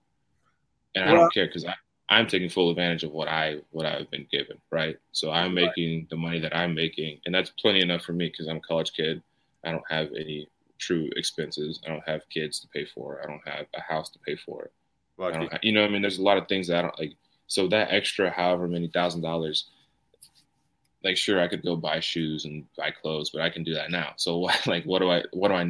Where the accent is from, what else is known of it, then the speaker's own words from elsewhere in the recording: Knoxville area, Tennessee, United States; a wing company that is in my hometown